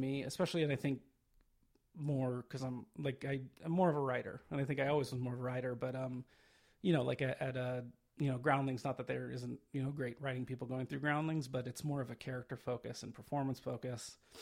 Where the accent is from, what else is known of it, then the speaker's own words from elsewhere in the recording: Phoenix, Arizona, United States; Originally, I am from Phoenix, Arizona